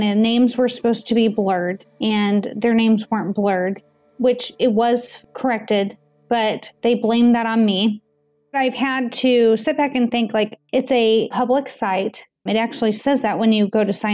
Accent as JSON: {"language": "English", "country": "United States", "said": "as American citizens"}